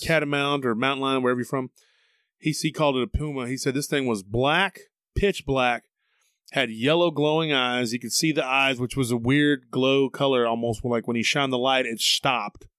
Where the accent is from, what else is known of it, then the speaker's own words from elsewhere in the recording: Taylor, Texas, United States; now in Austin, United States; my hometown of Taylor, Texas was, near the San Gabriel River